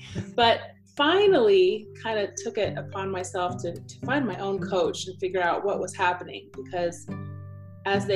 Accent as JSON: {"language": "English", "town": "Aurora", "region": "Colorado", "country": "United States", "tie": "born or raised there", "also_born_or_lived": "Cape Town, South Africa / Botswana", "said": "I was born in Cape Town, South Africa. And moved to the States when I was four. So I grew up in Aurora in Denver"}